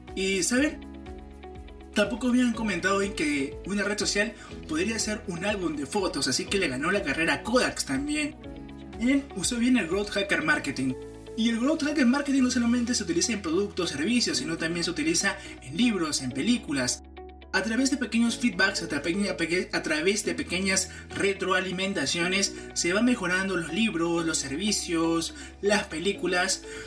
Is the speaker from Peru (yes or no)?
yes; Peru; en mi país